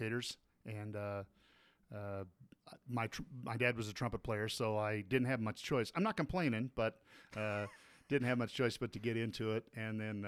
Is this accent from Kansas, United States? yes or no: yes; Wichita, Kansas, United States; moved away as an adult; also born or lived in Lindsborg, Kansas / Heidelberg, Germany; I grew up in Kansas. Born in a tiny little town called Lindsberg, Kansas